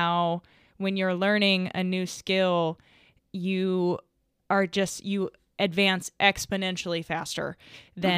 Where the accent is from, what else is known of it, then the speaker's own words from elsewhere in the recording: the South, United States; I was raised in the South